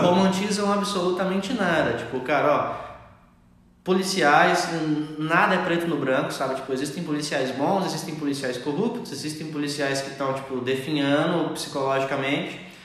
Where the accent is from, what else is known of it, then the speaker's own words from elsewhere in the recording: Brazil; nós somos brasileiros